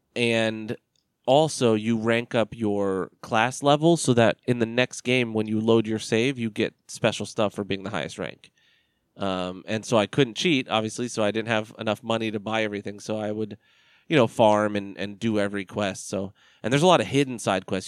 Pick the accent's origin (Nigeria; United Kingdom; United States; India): United States; I'm as American as they come